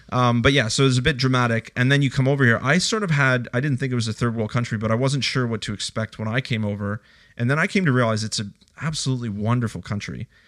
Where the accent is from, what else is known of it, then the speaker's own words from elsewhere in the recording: Canada; now in Australia; I grew up in Canada